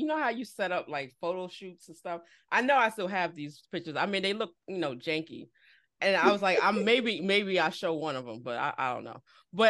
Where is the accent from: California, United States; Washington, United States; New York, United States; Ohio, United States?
New York, United States; also born or lived in Philadelphia; I was born and bred in New York